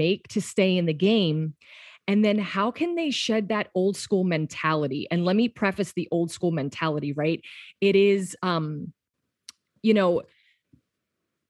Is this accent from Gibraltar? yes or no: no; Pennsylvania, United States; now in Los Angeles, United States; I'm from Pennsylvania